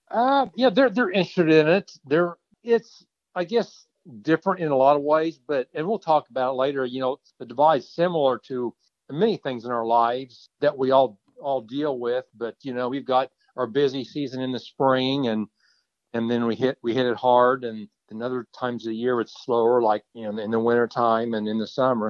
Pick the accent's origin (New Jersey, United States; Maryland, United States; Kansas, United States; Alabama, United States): Kansas, United States; I'm from Kansas